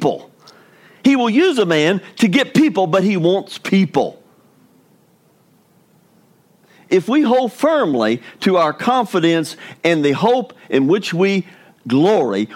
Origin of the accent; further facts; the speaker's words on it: Brenham, Texas, United States; Brenham? That's my hometown